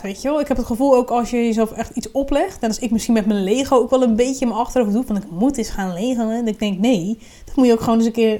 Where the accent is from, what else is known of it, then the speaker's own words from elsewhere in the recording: Randstad, Netherlands; now in Groningen, Netherlands; ik kom uit Randstad